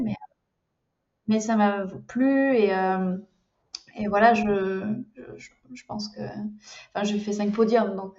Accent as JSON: {"language": "French", "country": "France", "moved": "as an adult", "lives_now": "Germany", "said": "je suis française, expatriée en, en, Allemagne depuis bientôt, en tout cas, je suis dans ma cinquième année."}